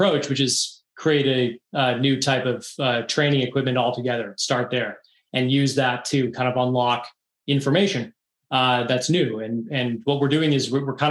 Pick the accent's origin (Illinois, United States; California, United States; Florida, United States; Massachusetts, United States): Massachusetts, United States; outside of Boston; I grew up outside of Boston